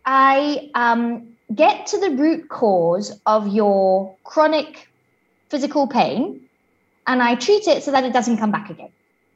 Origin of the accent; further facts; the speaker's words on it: Zimbabwe; now in Switzerland; I am originally from Zimbabwe, which is right down at the bottom of Southern Africa. My parents are both British, but lived all around Africa whilst me and my brother were being born and growing up and stuff. And now I live in Switzerland